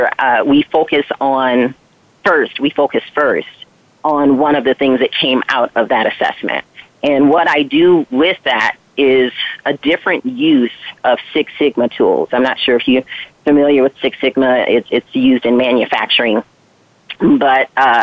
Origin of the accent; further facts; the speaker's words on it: Flint, Michigan, United States; I grew up in Flint, Michigan